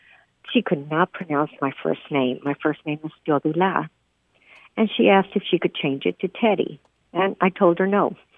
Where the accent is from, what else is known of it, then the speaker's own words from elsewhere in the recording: Texas, United States; first language Spanish; English is a second language; moved away as an adult; also born or lived in Spain; In 1962, in the town that I was born and raised in, all Mexican-American children in the town of Carn City, we were all segregated into one class in school.